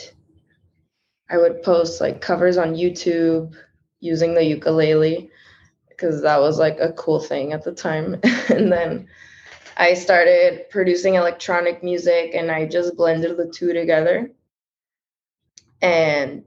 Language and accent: English; Chula Vista, California, United States; English is a second language; also born or lived in Tijuana, Mexico / New York; I grew up in Tijuana, Mexico until I was 6 years old. And then I moved to the U.S. with my family. I grew up in Chula Vista